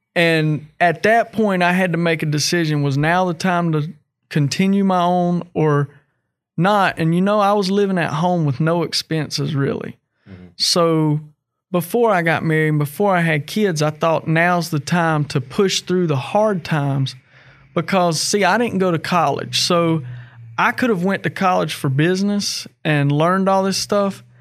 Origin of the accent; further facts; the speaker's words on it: North Carolina, United States; moved away as an adult; now in West Virginia, United States; we're from North Carolina